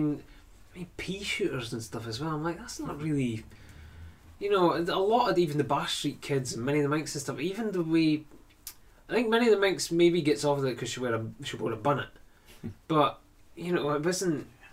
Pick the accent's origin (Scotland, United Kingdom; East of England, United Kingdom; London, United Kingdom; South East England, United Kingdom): Scotland, United Kingdom; Dundee; I was of an area where nobody spoke like that whatsoever. Nobody spoke with even a harsher Dundee accent.